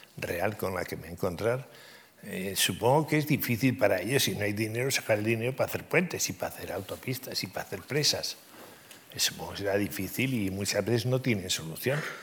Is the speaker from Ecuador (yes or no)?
no; Pamplona, Navarre, Spain; moved away as an adult; now in Madrid, Spain; yo soy navarro, muy navarro, en el sentido de que aunque estoy casado con una madrileña y llevo 50 años en Madrid